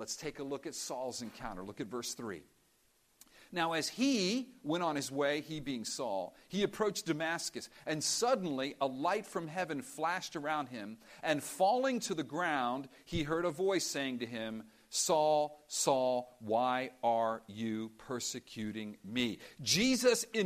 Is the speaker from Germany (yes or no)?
no; Cuba; moved away; we come from Cuba